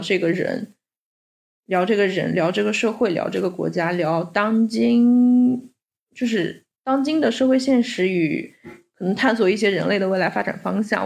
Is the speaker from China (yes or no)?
yes; China; 我身在中国